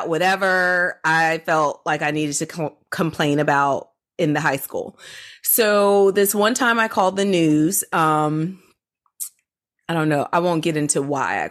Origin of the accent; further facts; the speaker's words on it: Georgia, United States; I grew up in the South. I grew up in Georgia